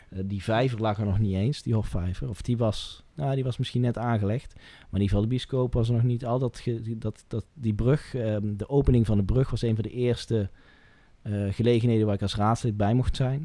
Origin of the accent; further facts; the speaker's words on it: Asten, North Brabant, Netherlands; moved away as an adult; now in 's-Hertogenbosch, Netherlands; mijn geboortedorp en, en waar ik getogen ben, Asten meer Zuidoost-Brabant, die hoek.